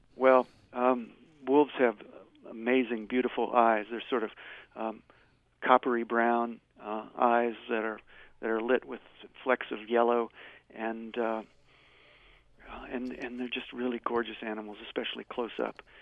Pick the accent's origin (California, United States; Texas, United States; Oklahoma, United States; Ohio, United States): Ohio, United States; Cincinnati; moved away as an adult; now in Montana, United States; grew up in Cincinnati, came to Montana in 1973 after graduate school, and I've been here since then.